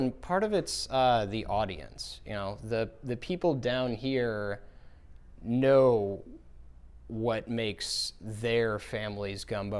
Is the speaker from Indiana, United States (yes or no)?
no; Portland, Oregon, United States; No, I'm from Portland, Oregon.